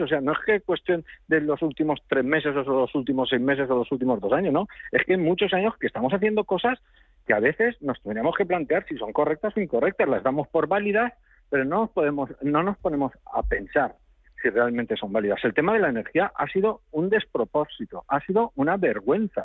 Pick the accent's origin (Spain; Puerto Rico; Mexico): Spain; somos los españoles